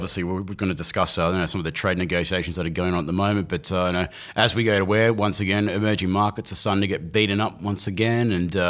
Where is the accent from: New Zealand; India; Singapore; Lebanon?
New Zealand; I was thinking I should maybe tell some of the other people that I'm a Kiwi.